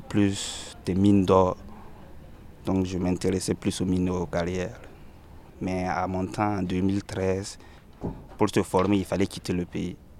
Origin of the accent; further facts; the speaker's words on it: Burkina Faso; moved away as an adult; now in France; Je suis burkinabé et je suis là depuis deux mille treize.